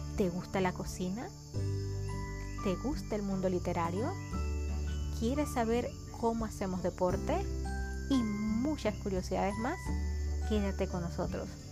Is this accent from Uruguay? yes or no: no; Panama; now in Puerto Rico; soy de Panamá y vivo en Puerto Rico.